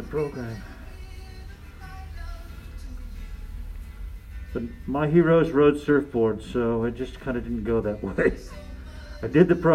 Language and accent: English; Santa Barbara, California, United States; moved away; I grew up in Santa Barbara